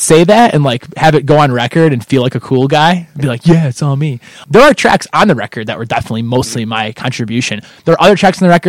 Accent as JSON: {"language": "English", "town": "Kendall", "country": "United States", "tie": "born or raised there", "said": "So I played a lot of video games because there's nothing to do growing up in Kendall."}